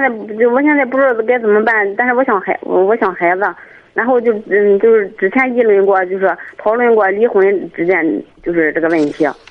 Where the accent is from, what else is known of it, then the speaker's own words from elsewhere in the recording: Jiyang, Shandong, China; also born or lived in Qihe; 我家是济阳的，我婆婆家是契合的